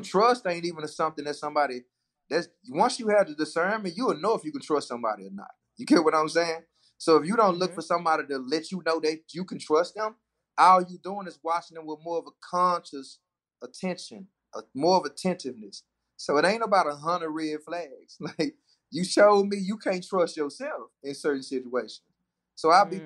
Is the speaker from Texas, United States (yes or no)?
yes; Dallas, Texas, United States; I'm from Dallas